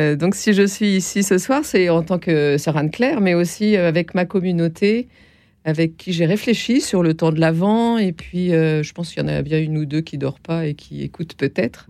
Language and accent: French; Nancy, Grand Est, France; je suis de Nancy